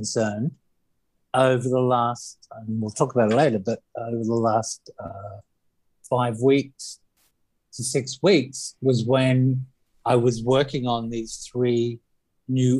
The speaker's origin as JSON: {"language": "English", "country": "Australia", "said": "I'm Australian"}